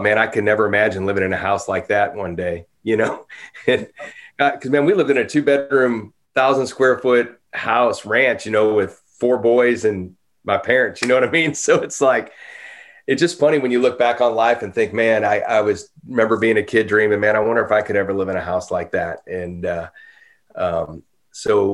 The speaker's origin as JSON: {"language": "English", "town": "Normandy", "region": "Missouri", "country": "United States", "tie": "born or raised there", "also_born_or_lived": "St. Louis, Missouri", "moved": "as an adult", "lives_now": "Franklin, United States", "said": "I grew up in Normandy, Missouri, a suburb of St. Louis, close to North St. Louis"}